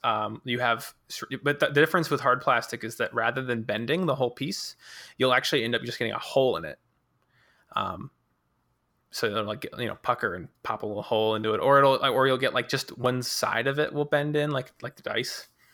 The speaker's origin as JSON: {"language": "English", "region": "Colorado", "country": "United States", "moved": "as an adult", "said": "I was actually from Colorado"}